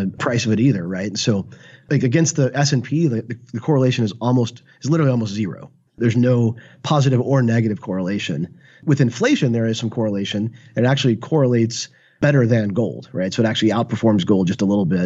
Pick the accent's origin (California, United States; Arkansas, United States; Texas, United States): Arkansas, United States; moved away as an adult; also born or lived in San Francisco; he knew I was from Arkansas